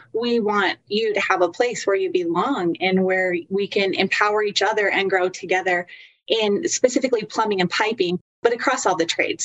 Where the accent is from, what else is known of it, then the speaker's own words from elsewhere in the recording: Utah, United States; I am from Utah